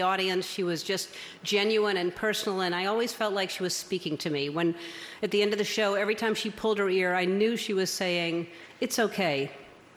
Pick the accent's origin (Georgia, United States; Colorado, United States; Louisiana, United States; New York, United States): Louisiana, United States; New Orleans; I was born in New Orleans in 1958, January 26th